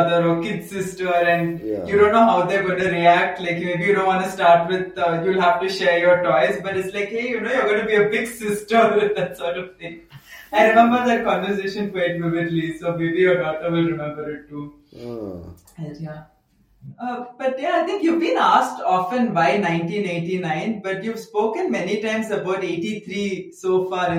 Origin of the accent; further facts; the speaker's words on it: Tamil Nadu, India; I'm from Tamil Nadu